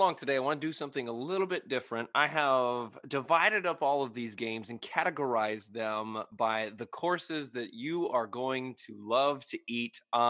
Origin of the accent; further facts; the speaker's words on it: United States; But we're American on this podcast. We eat turkey on Thanksgiving.